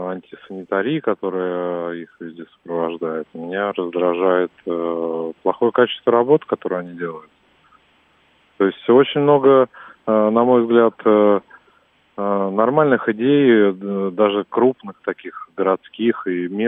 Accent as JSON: {"language": "Russian", "region": "Moscow", "country": "Russia", "said": "Э, я москвич, э, меня раздражает все в мигрантах."}